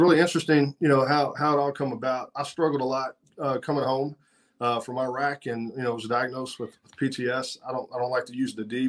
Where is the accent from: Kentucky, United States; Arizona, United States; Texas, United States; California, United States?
Kentucky, United States; Louisville; also born or lived in Shelbyville, Kentucky; So I grew up in Louisville, Kentucky, home of the Kentucky Derby, right?